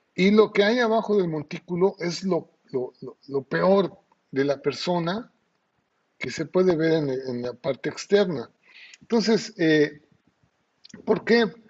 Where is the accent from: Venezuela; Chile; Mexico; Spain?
Mexico; now in Ciudad del Carmen, Mexico; nuestra cultura mexicana o como mexicanos